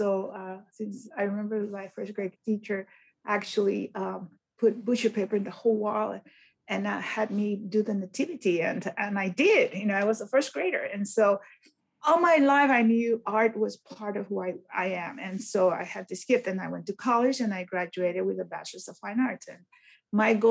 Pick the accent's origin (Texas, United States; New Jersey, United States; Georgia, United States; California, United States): Texas, United States; Brownsville; I actually was born in Brownsville, Texas